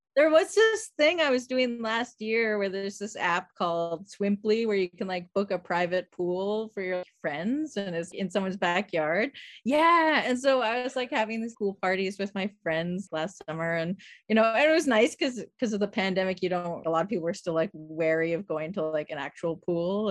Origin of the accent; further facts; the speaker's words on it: Saskatoon, Saskatchewan, Canada; I grew up in Saskatoon